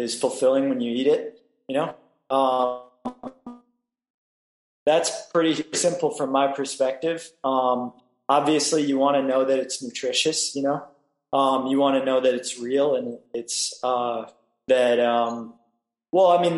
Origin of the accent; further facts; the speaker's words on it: Cedar Rapids, Iowa, United States; moved away as an adult; now in Mazatlan, Mexico; I'm from Cedar Rapids